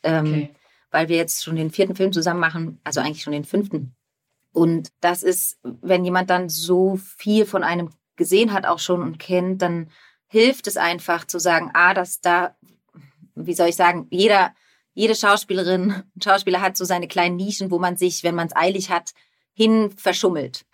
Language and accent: German; Germany; ich liebe meine Heimat sehr